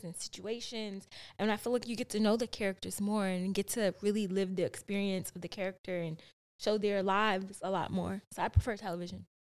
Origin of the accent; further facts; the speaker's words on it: Chicago, Illinois, United States; I grew up in the South Side of Chicago